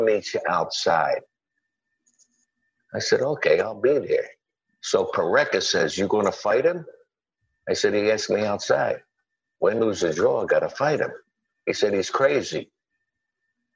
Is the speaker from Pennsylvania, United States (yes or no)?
yes; Philadelphia, Pennsylvania, United States; I was born and raised in South Philadelphia